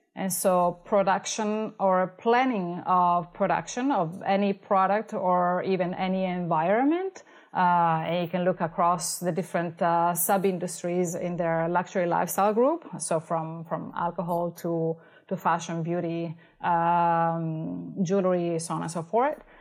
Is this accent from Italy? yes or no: yes; Italy; moved away as an adult; now in Los Angeles, United States; I came from Italy for my master's in piano performance.